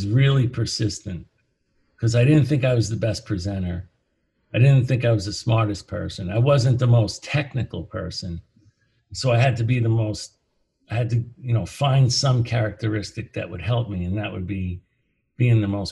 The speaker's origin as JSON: {"language": "English", "country": "United States", "tie": "born or raised there", "also_born_or_lived": "New Jersey", "said": "I grew up in New York and New Jersey."}